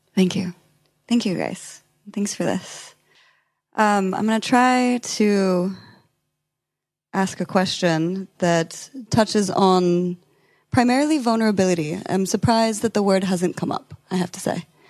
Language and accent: English; California, United States; I'm from California